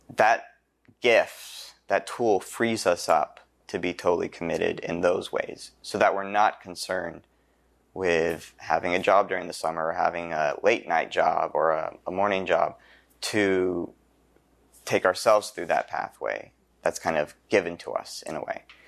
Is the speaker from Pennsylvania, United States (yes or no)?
yes; Carlisle, Pennsylvania, United States; I'm from Saint Patrick's Church in Carlisle